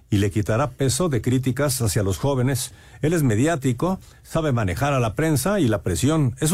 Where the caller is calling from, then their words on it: Mexico City, Mexico; Eh, ¿Qué tal? … de la Ciudad de México.